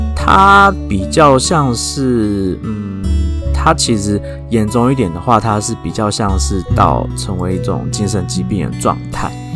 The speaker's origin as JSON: {"language": "Chinese", "country": "Taiwan", "said": "我们台湾人跟亚，跟其他，呃，东亚国家的人长得， 虽然有， 有一点像"}